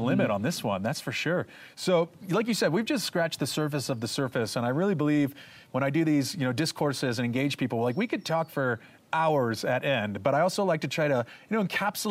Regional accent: San Diego, California, United States; now in Mexico; I'm here in Mexico, but I'm from San Diego

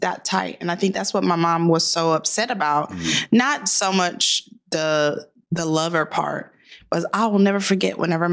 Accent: Tomball, Texas, United States; I grew up in Tomball

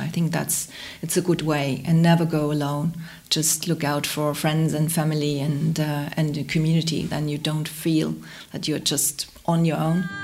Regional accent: Hamburg, Germany; I grew up in Hamburg.

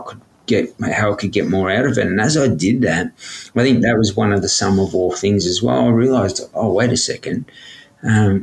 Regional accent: Sydney, New South Wales, Australia; growing up in Redfern, we had uncles, aunties disappear

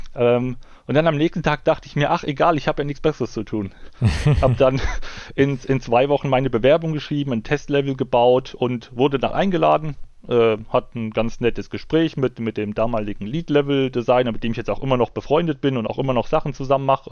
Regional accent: East Germany, Germany; komme ja aus, aus, aus dem Osten von Deutschland, das heißt zur, zur Ostzeit, äh, zur DDR-Zeit war damit Spielen nichts

